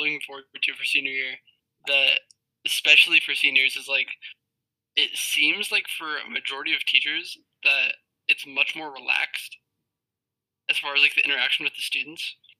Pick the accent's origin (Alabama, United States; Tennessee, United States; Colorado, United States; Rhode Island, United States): Colorado, United States; now in Arizona, United States; I grew up in Colorado.